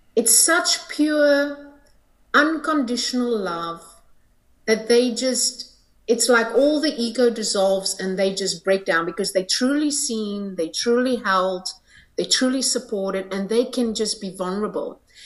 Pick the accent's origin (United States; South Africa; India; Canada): South Africa; I'm from South Africa